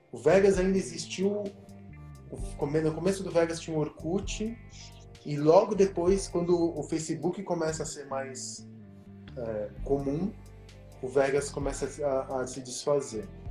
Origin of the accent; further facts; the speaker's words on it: São Paulo, Brazil; also born or lived in Argentina; eu sou da Santa Cecília, quando eu vim para o Brasil, eu, eu, morei na Santa Cecília na Martinico Prado